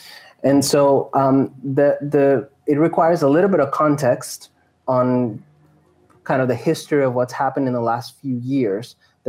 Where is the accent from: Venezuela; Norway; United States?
Venezuela; Andes; moved away; my entire childhood, I grew up in Venezuela, in the Andes, in the mountains, and also in the area where they have a lot of oil.